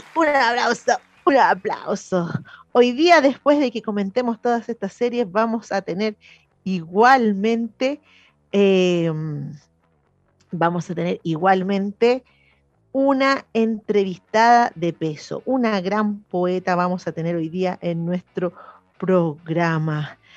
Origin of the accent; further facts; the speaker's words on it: Chile; como somos los chilenos